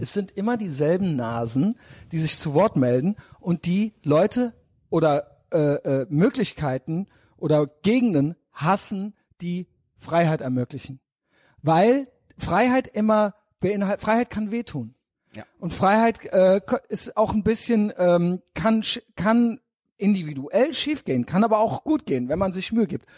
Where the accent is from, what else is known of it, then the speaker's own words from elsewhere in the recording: Germany; wir sind hier in Deutschland, wir sind Deutsche